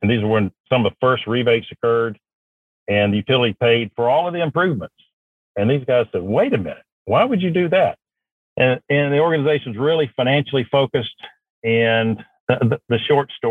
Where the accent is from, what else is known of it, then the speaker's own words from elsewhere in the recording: Madison, Georgia, United States; also born or lived in Mississippi; I was born in Mississippi. All of my family's from Mississippi, but my father was in manufacturing, and he got moved over for an opportunity in Georgia. And I grew up in Georgia.